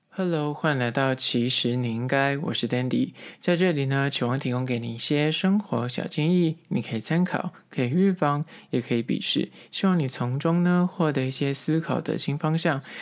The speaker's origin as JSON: {"language": "Chinese", "region": "Taipei", "country": "Taiwan", "said": "因为我本身是台北人，我觉得这个蚵仔煎吃起来非常的亲切"}